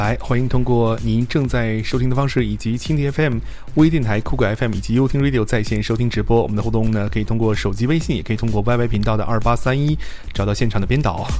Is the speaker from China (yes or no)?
yes; northern China, China; 因为特别是在北方，因为我也是北方人。